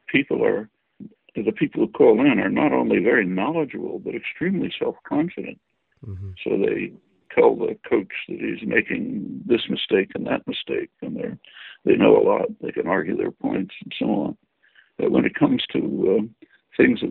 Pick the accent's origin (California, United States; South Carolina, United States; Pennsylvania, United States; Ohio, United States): Pennsylvania, United States; Philadelphia; I grew up in Philly